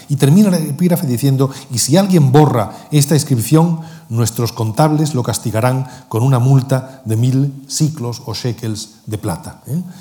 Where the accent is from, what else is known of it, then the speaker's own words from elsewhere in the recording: Cádiz, Andalusia, Spain; Yo que soy gaditano